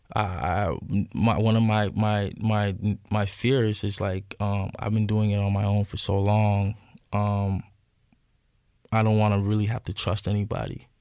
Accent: Ajax, Ontario, Canada; moved away as an adult; also born or lived in Scarborough, Ontario / Parkdale, Toronto; where my mother raised me is Ajax

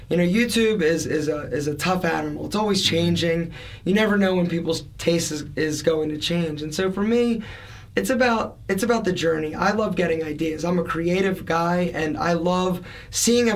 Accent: Philadelphia, Pennsylvania, United States; I'm an Italian from Philadelphia

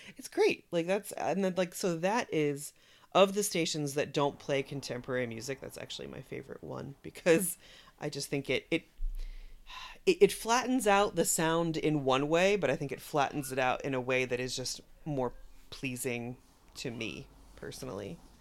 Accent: Haddonfield, New Jersey, United States; I grew up in the Philadelphia suburbs on the New Jersey side, in a small town called Haddonfield

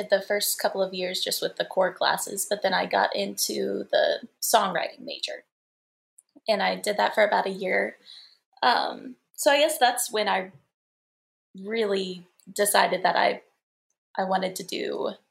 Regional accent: Virginia, United States; I'm originally from Virginia.

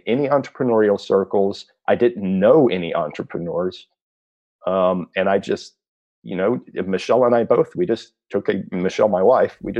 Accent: South Texas, United States; I grew up in South Texas

